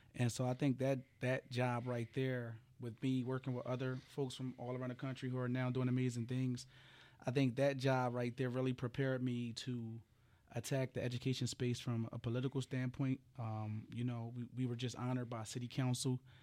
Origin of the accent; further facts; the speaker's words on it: Philadelphia, Pennsylvania, United States; I come from Frankfurt, you know, which is, which is a tough area, Philadelphia